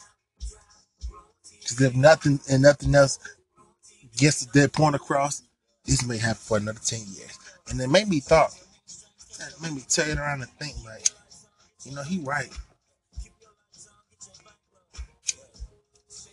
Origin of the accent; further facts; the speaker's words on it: United States; I am African American. I am a black man